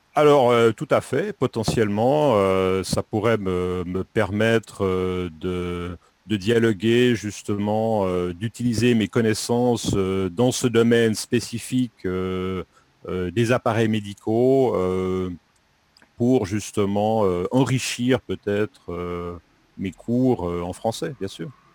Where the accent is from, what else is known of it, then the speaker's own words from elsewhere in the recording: Lausanne region, Romandy, Vaud, Switzerland; moved away as an adult; now in Japan; Je viens de Suisse, plus précisément de la Suisse romande, de la région de Lausanne